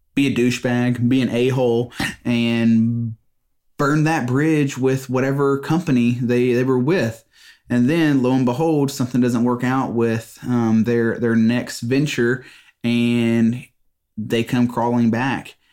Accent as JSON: {"language": "English", "region": "Mississippi", "country": "United States", "said": "I'm from Mississippi"}